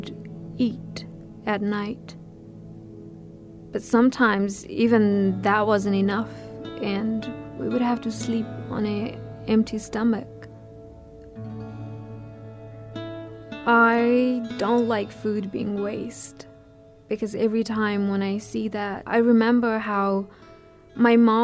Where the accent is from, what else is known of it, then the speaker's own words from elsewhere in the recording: Nepal; moved away; I was born in February, a very cold winter month in Nepal. We lived in a refugee camp